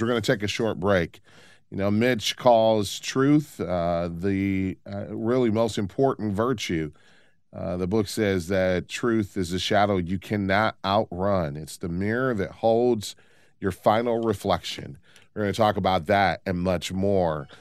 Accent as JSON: {"language": "English", "town": "Detroit", "region": "Michigan", "country": "United States", "tie": "born or raised there", "said": "I grew up in Detroit."}